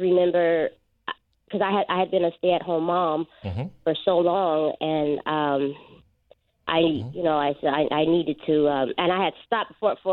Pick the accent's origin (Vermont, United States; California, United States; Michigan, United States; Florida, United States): California, United States; Oakland; also born or lived in Chicago, Illinois; I was born in Chicago, and we moved to Oakland when I was 6, and I stayed there. Yeah, that's where I was raised